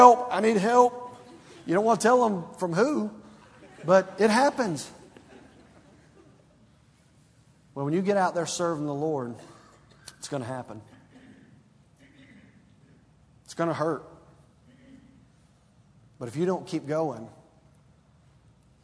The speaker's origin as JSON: {"language": "English", "town": "Stone Mountain", "region": "Georgia", "country": "United States", "tie": "born or raised there", "said": "growing up in Stone Mountain, Georgia"}